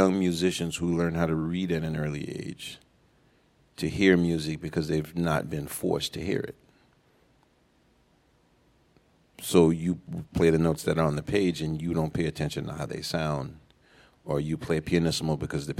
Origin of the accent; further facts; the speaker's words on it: New Orleans, Louisiana, United States; moved away; I'm from New Orleans